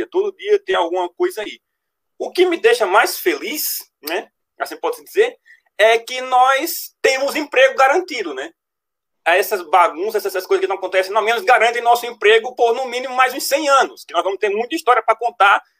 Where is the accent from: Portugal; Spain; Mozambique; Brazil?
Brazil; Paraná; eu sou aqui do Paraná